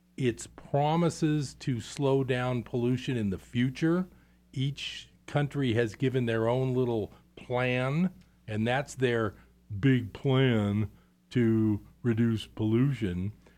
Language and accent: English; East Bay, California, United States; I grew up in the East Bay